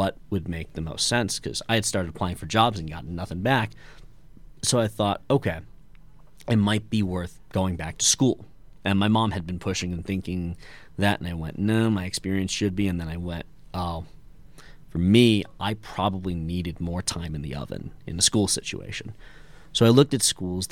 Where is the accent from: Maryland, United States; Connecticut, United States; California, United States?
Connecticut, United States; West Hartford; moved away; I'm originally from West Hartford, Connecticut.